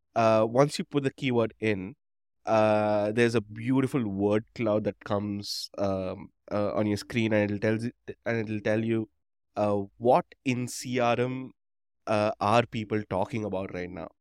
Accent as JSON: {"language": "English", "town": "Chennai", "region": "Tamil Nadu", "country": "India", "tie": "born or raised there", "said": "I grew up in Madras, um, or Chennai"}